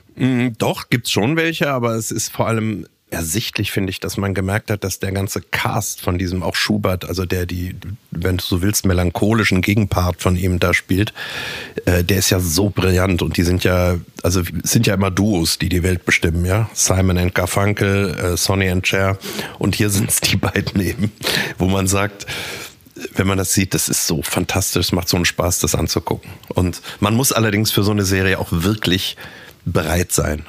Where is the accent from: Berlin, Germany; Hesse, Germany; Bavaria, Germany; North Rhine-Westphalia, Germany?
North Rhine-Westphalia, Germany; Düsseldorf; born or raised there; moved away as an adult; now in Munich, Germany